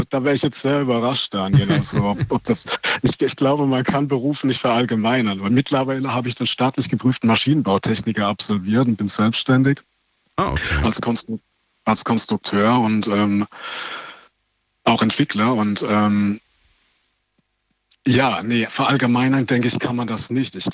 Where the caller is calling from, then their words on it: Waibstadt, Baden-Württemberg, Germany; ich komme aus Weibstadt bei Sinsheim, wo die TSG Hoffenheim spielt.